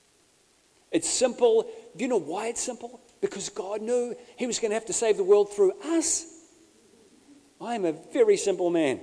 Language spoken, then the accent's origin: English; Bay of Plenty, New Zealand; I grew up in the Bay of Plenty